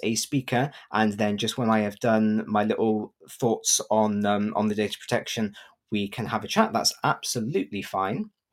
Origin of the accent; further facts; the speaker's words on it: Gloucester, South West England, United Kingdom; I am from Gloucester in England